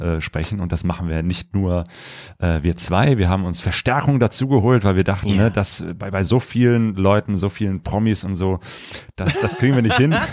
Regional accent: near Cologne, North Rhine-Westphalia, Germany; also born or lived in Ruhr area; ich komme ja aus der Nähe von Köln, bin damals äh, in Köln auch mal äh, zur Schule gegangen

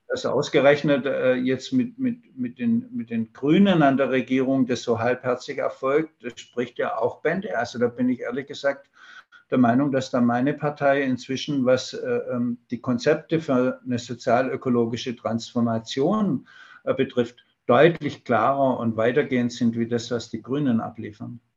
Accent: Germany; bei uns in Deutschland

